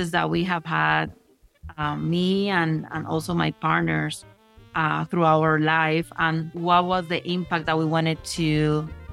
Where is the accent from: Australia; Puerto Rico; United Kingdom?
Puerto Rico; now in Denver, United States; I was born in Puerto Rico. I'm a Caribeña and Latino American